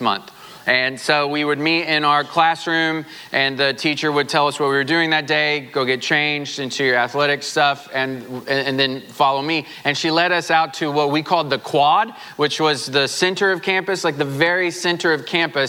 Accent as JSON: {"language": "English", "region": "Southwest Missouri", "country": "United States", "tie": "born or raised there", "moved": "yes", "said": "I grew up in Southwest Missouri"}